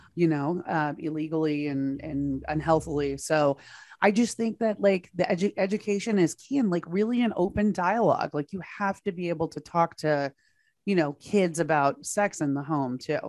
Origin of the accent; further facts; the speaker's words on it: Texas, United States; my home state of Texas